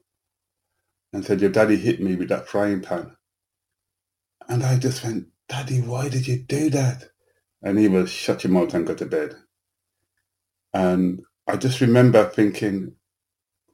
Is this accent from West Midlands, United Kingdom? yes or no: yes; Birmingham, West Midlands, United Kingdom; I was born in England, but in a Caribbean community in Birmingham